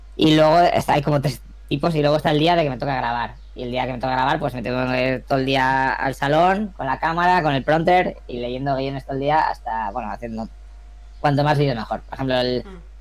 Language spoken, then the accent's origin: Spanish; Burgos, Castile and León, Spain; moved away as an adult; also born or lived in Alicante / Germany; yo soy de Burgos, pero vine aquí a hacer la carrera de comunicación visual